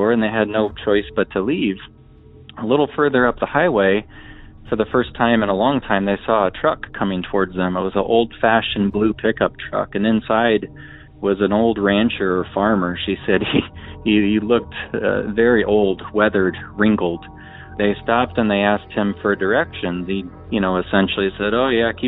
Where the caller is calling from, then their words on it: Omaha, Nebraska, United States; I'm calling from Omaha, Nebraska.